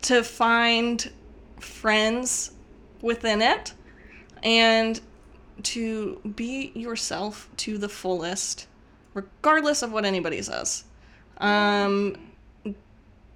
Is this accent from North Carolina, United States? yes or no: yes; North Carolina, United States; moved away; also born or lived in Utah; I grew up in North Carolina, and my family all listens to country music